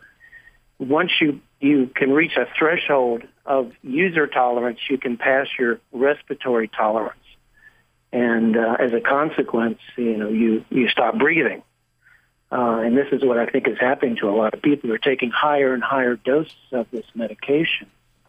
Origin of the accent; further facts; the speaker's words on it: Florida, United States; Right. Well, I'm from Florida